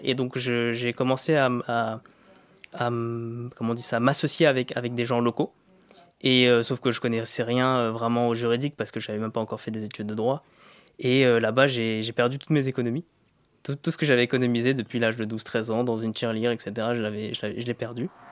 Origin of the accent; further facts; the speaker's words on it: Vitry-sur-Seine, Île-de-France, France; moved away as an adult; also born or lived in Côte d'Ivoire / India; J'ai grandi dans le 9-4